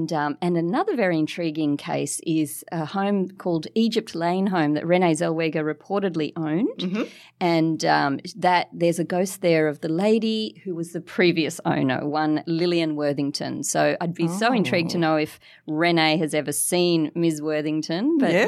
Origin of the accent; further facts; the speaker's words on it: Mascot, New South Wales, Australia; So, well, I write in my books about a little haunted Californian bungalow that I grew up in Mascot.